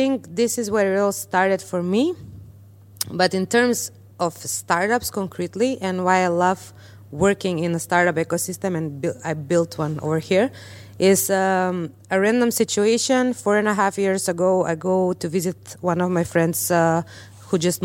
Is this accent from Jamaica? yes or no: no; North Macedonia; this small town girl, let's say, from Macedonia